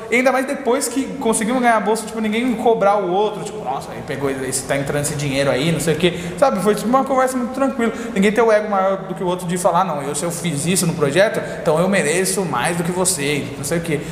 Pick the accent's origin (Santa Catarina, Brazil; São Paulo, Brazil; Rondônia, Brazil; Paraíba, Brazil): São Paulo, Brazil; Eu sou ali da Patriarca, Zona Leste